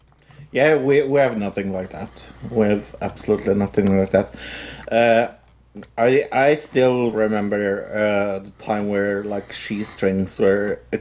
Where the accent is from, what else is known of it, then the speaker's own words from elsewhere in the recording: Norway; yes, we have actually cheese stores there in Norway.